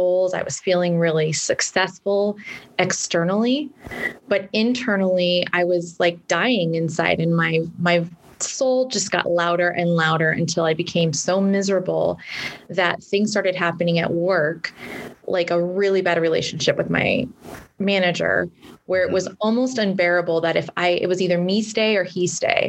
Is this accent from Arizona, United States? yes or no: no; California, United States; I'm from California